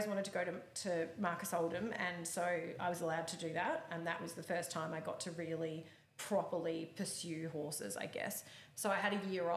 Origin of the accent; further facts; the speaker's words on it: Melbourne, Victoria, Australia; I grew up in the southeastern suburbs in Melbourne